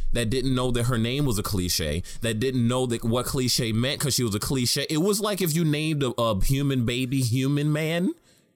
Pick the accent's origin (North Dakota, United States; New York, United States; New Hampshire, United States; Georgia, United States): New York, United States; New York City; I was born and raised in Harlem